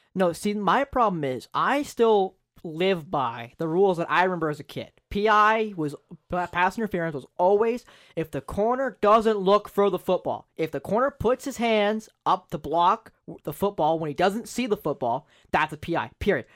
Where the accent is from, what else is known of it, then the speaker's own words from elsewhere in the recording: Owen Sound, Ontario, Canada; I'm from Owen Sound, you know, O H L market.